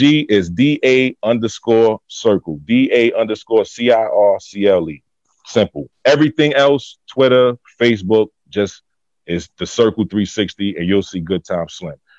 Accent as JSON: {"language": "English", "town": "New York City", "region": "New York", "country": "United States", "said": "I'm from Albany Projects. Like that's where I'm from"}